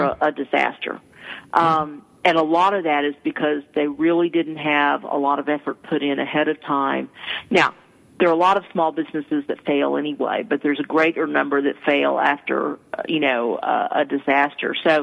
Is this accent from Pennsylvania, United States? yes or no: no; East Texas, United States; I'm from East Texas and my T's sound like D's